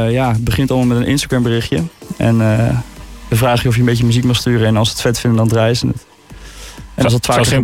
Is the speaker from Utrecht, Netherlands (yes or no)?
yes; Utrecht, Netherlands; now in Haarlem, Netherlands; uit de buurt van Utrecht. Klein dorpje ernaast. Maar ik woon een jaartje in Haarlem voor school.